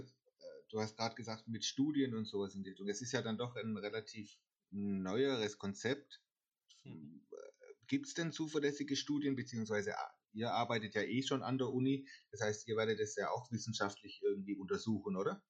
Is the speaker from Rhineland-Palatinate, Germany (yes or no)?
no; near Karlsruhe, Baden-Württemberg, Germany; ich komme ja aus der Nähe von Karlsruhe